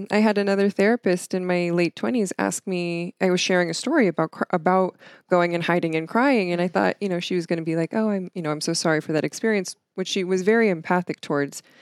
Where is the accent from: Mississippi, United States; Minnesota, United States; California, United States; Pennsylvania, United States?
Pennsylvania, United States; Stroudsburg; Stroudsburg, Pennsylvania.